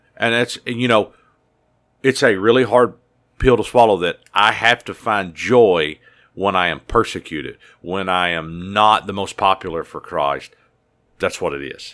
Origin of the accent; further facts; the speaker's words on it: United States; as a American citizen